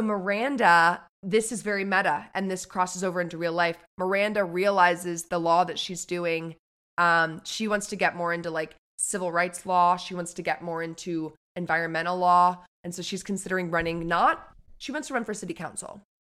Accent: New York City, New York, United States; I grew up on the Upper West Side

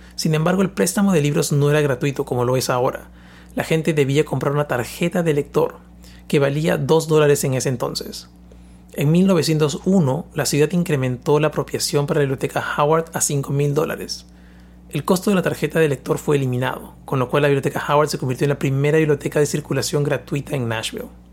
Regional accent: Peru; moved away; Yo soy de Perú

